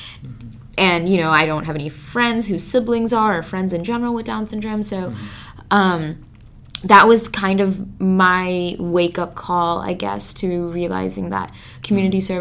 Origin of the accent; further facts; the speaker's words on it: Milwaukee, Wisconsin, United States; I'm from Milwaukee, but a little bit outside of it